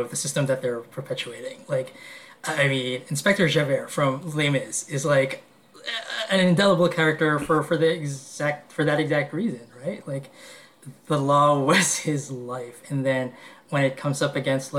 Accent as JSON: {"language": "English", "country": "Philippines", "moved": "yes", "lives_now": "New York, United States", "said": "I'm Filipino"}